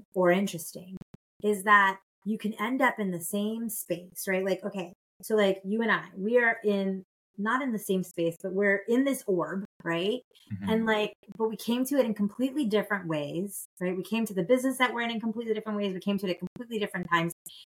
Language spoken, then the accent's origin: English; Nebraska, United States; also born or lived in Florida / Illinois / New York; So I was born in Homestead, Florida, on the air base there. It doesn't exist anymore. But Miami-Dade County. And then I lived everywhere. I spent the good majority of my youth living in Nebraska and Illinois